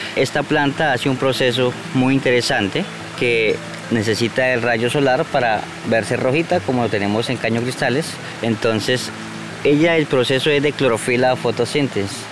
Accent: La Macarena, Meta, Colombia; also born or lived in Pitalito, Huila; llevo 23 años en el municipio de La Macarena. Estudié en La Macarena, en parte de la primaria, secundaria

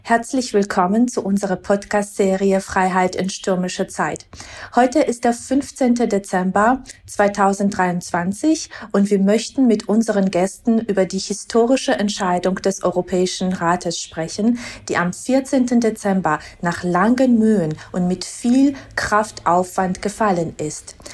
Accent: Georgia; moved away; als gebürtige Georgierin

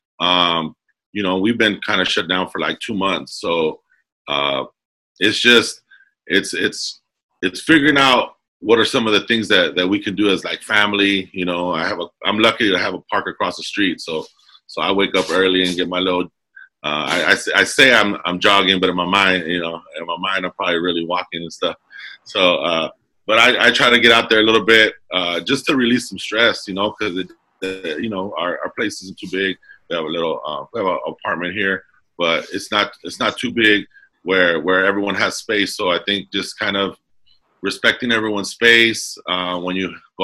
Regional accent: Commerce, California, United States; also born or lived in Alhambra, California; I grew up in Southeast Los Angeles, City of Commerce

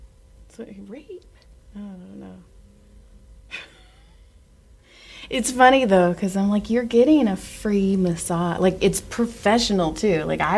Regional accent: Madera, California, United States; moved away; See, I'm from Middle California. I'm from Madera, Fresno.

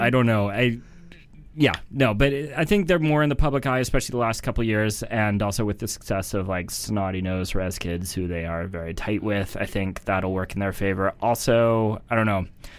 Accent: Smithers, British Columbia, Canada; now in Vancouver, Canada; I'm from Smithers, BC, and that's like 10 minutes apart. It's the Bulkley Valley, Wet'suwet'en territory in northern BC.

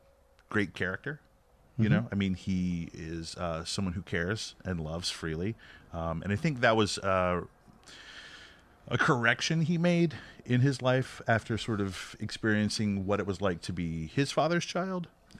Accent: the South, United States; I am from the South, so... you know, Jesus, Mama, and …

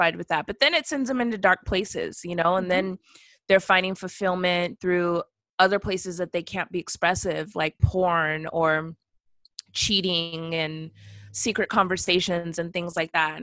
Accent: West Coast, United States; moved away; also born or lived in the South; I'm from the West Coast and I lived in the South

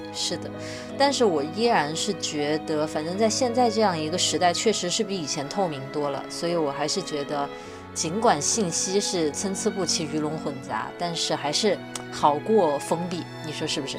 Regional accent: Wuhan, Hubei, China; 因为我在武汉长大

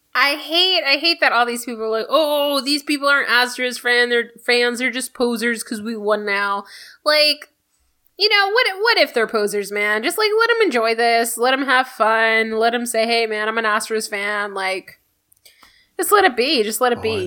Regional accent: Houston, Texas, United States; I am proud of the city I grew up in. I'm a first generation Houstonian

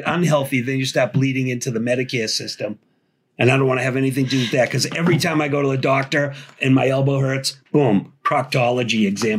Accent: Boston, Massachusetts, United States; I was born in Boston.

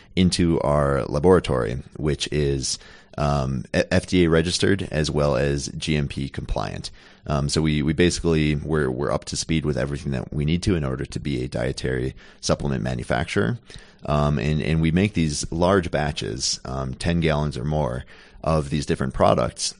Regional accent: Minnesota, United States; Born and raised in Minnesota and went to school there, went to college there.

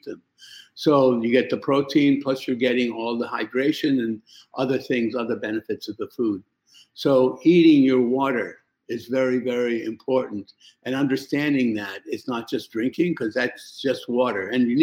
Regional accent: New York, United States; moved away as an adult; also born or lived in Iraq; I came to New York. I was 7 years old. And basically, I lived in New York until I went to medical school when I was in my early 20s

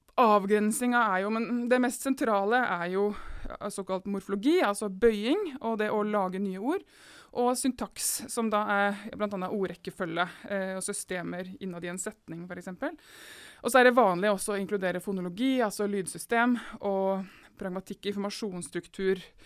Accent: Seljord, Telemark, Norway; jeg Kommer fra Seljord i Telemark

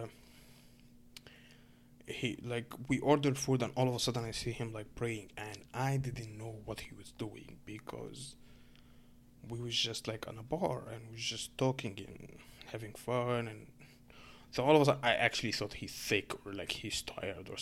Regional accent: Egypt; English is a second language; now in Canada; I'm a Muslim dude from Egypt

